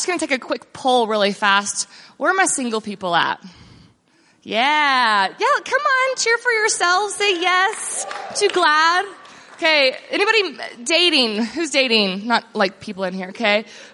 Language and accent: English; Texas, United States; also born or lived in Austin, Texas / near Dallas-Fort Worth, Texas; So I grew up in Texas and moved from Austin